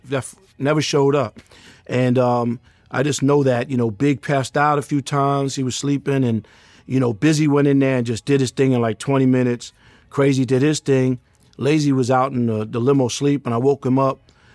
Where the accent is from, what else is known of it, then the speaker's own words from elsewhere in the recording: New York City, New York, United States; I'm from Queens, New York